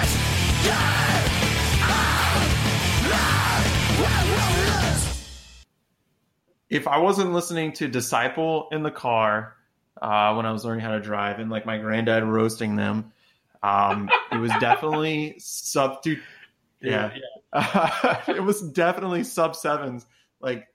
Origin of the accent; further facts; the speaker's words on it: Clovis, New Mexico, United States; it gave me Clovis vibes where we grew up